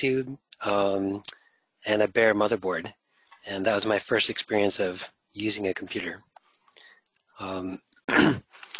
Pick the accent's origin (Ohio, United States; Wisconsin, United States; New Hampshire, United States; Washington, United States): New Hampshire, United States; moved away as an adult; also born or lived in Guam / New York City; I grew up in New Hampshire and I spent my first 20 years of life in New Hampshire. And then I moved to New York City to become a teacher